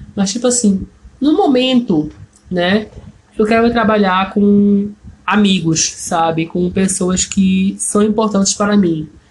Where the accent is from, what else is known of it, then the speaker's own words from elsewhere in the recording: Brazil; first language Portuguese; eu como brasileiro